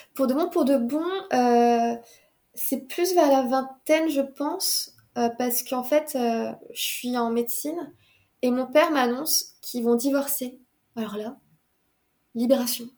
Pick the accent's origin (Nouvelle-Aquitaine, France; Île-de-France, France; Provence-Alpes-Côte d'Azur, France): Île-de-France, France; Paris; j'étais de Paris